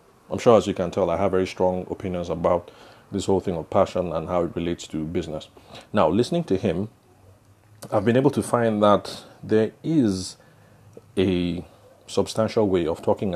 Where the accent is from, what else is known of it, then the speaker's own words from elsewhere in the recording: Benue, Nigeria; now in Abuja, Nigeria; the area that I will call home, because I'm from Benue State.